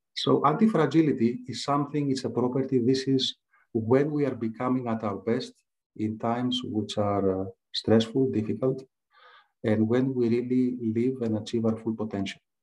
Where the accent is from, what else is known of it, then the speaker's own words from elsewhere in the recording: Greece; English is a second language; I was uh, born and raised in Greece. You can tell from my accent.